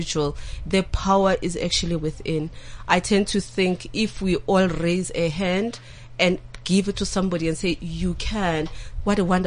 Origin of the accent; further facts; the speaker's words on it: Soweto, Gauteng, South Africa; I grew up in Soweto.